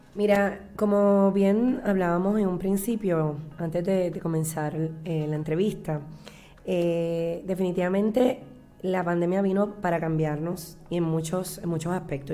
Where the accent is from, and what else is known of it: Puerto Rico